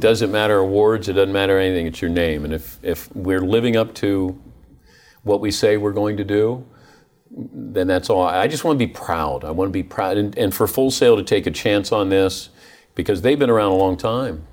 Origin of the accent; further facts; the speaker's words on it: Ohio, United States; moved away; also born or lived in Dayton; I grew up in Ohio